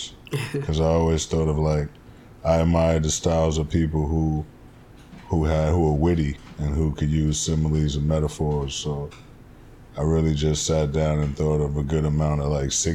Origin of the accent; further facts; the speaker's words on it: New York City, New York, United States; also born or lived in Wilmington, North Carolina; I grew up in Jamaica, Queens, New York. South Side, as we like to call it